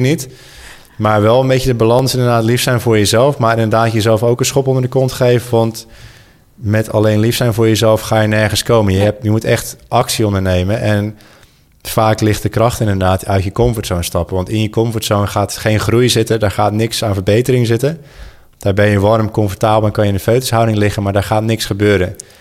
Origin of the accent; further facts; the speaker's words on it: Goes, Zeeland, Netherlands; moved away; also born or lived in Sydney; Goes, waar ik ben opgegroeid